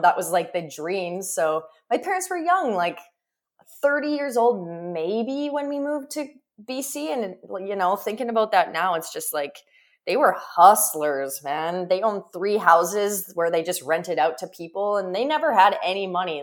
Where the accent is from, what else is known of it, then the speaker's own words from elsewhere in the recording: Prince Albert, Saskatchewan, Canada; moved away; I grew up in Prince Albert, Saskatchewan, in the middle of fucking nowhere